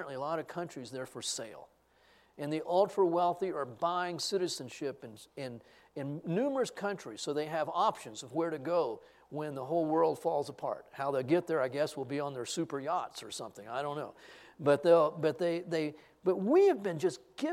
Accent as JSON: {"language": "English", "region": "Texas", "country": "United States", "said": "I'm a Texan"}